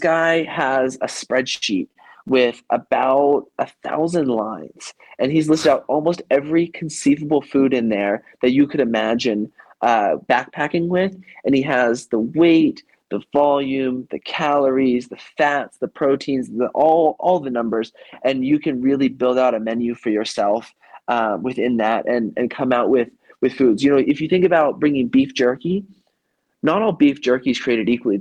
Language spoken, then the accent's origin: English; Idaho, United States; I grew up in Idaho